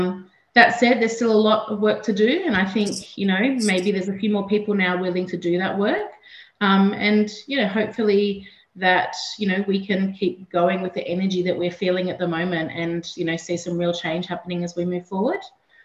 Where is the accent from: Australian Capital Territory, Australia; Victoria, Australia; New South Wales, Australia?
New South Wales, Australia; Gumbaynggirr country; also born or lived in Gadigal country (Sydney); now in Sydney, Australia; I live and work on Gadigal country. I grew up on Gumbangia country up on the mid-north coast. So I've spent all of my life living on really beautiful country.